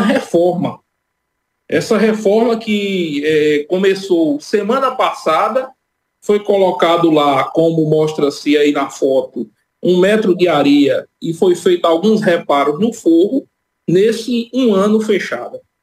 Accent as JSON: {"language": "Portuguese", "town": "Cajazeiras", "region": "Paraíba", "country": "Brazil", "tie": "born or raised there", "moved": "as an adult", "said": "a comunidade onde nasci, onde vivi boa parte de minha vida, saí de lá há bem pouco tempo"}